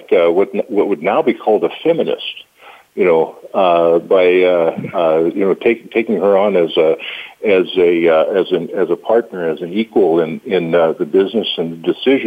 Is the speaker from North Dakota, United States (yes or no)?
yes; Valley City, North Dakota, United States; I was raised in Valley City